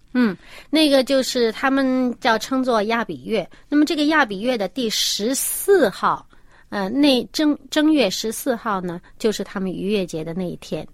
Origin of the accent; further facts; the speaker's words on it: China; 我们中国人